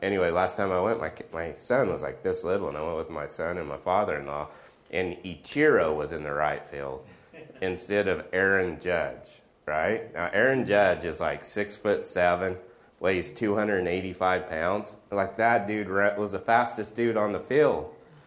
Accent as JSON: {"language": "English", "region": "Oklahoma", "country": "United States", "tie": "born or raised there", "moved": "yes", "said": "I grew up in Oklahoma"}